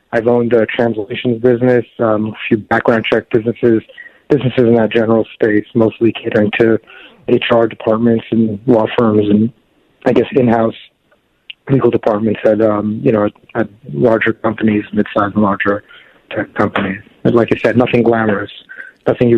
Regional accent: New York City, New York, United States; I grew up in Queens, out in Flushing, right near St. John's.

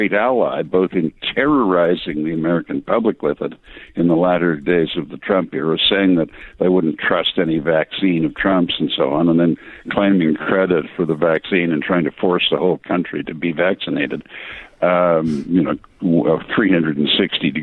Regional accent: England, United Kingdom; accent: heavy English; my heavy English accent

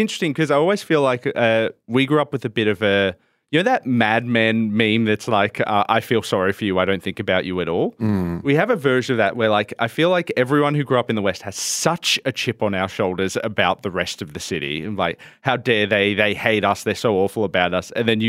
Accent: Richmond, New South Wales, Australia; also born or lived in Blue Mountains, Australia; so we grew up around Richmond and around, which is outside of Penrith, about half an hour outside of Penrith, and grew up there and in the Blue Mountains

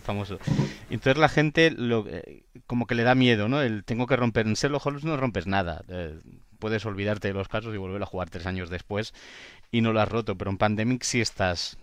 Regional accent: Barcelona, Catalonia, Spain; yo soy de Barcelona

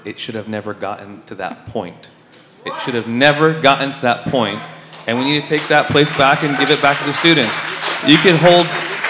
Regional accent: Chula Vista, California, United States; also born or lived in East County, San Diego; I was born in East County in 1989. I moved to Chula Vista in 1993 when I was four with my abuelito Celso Campa, who immigrated to this country from Guadalajara. Me, my mom, and my brother, my dad left when I was relatively young, off of J Street on Woodlawn and Kearney.

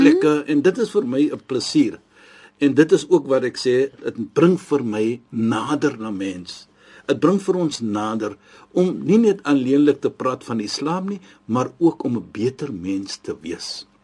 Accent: South Africa; ons as Suid-Afrikaners

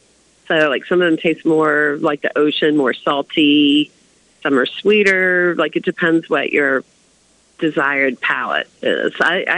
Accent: the South, United States

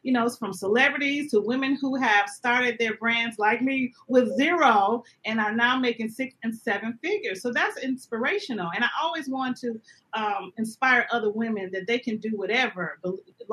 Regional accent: Flint, Michigan, United States; now in Los Angeles, United States; I am originally from Flint, Michigan

